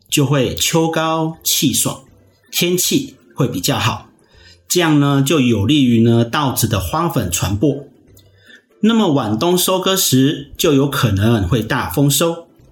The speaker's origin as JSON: {"language": "Chinese", "country": "Taiwan", "said": "我们台湾人"}